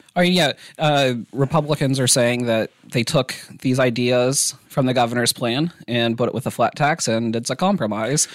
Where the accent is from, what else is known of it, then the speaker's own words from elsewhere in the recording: Iola, Kansas, United States; I'm from Iola